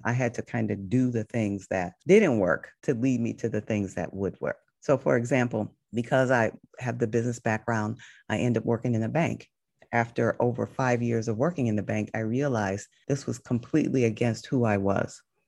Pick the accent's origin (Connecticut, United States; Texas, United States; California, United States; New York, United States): Connecticut, United States; now in Los Angeles, United States; I grew up in Connecticut